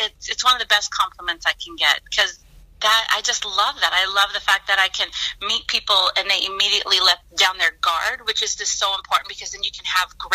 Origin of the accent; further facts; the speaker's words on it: San Diego, California, United States; now in Los Angeles, United States; I grew up in San Diego, and I went through school